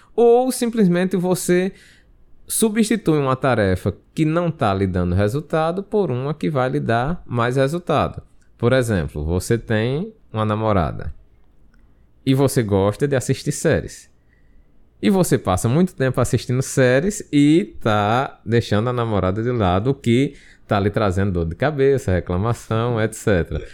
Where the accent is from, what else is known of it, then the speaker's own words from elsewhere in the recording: Brazil; Nós somos brasileiros